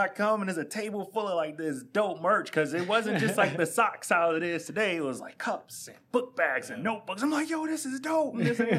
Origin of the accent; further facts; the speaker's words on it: Chicago, Illinois, United States; moved away as an adult; I'm from Chicago. Mm-hmm. So I moved down here about 2014.